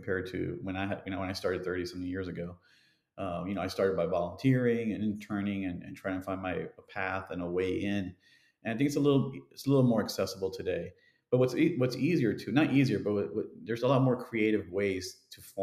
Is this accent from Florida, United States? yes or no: yes; Miami, Florida, United States; when I grew up in Miami in the 70s and 80s